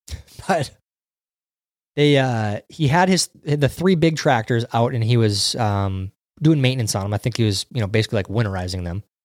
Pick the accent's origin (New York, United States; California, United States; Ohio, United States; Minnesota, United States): Minnesota, United States; we grew up in Minnesota